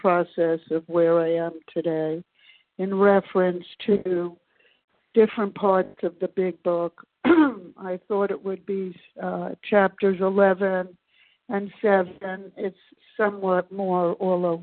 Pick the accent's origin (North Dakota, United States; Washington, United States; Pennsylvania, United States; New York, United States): New York, United States; New York City; now in Maryland, United States; I was born, as I said, in Brooklyn, New York, many, many years ago